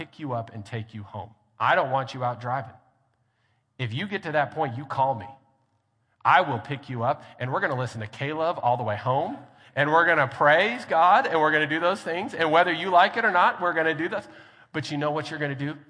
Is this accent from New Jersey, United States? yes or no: no; Grand Junction, Colorado, United States; also born or lived in Hobbs, New Mexico; now in Lubbock, United States; I grew up in Grand Junction, Colorado